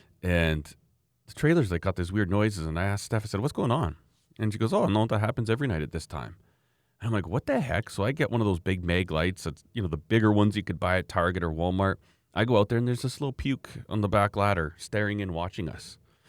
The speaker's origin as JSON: {"language": "English", "region": "Alberta", "country": "Canada", "said": "I came up from Alberta, you know, I don't know how many thousand kilometers away, and I was there."}